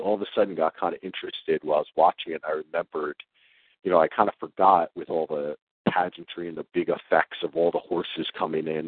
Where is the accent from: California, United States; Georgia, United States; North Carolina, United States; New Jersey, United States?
New Jersey, United States; we're both from Jersey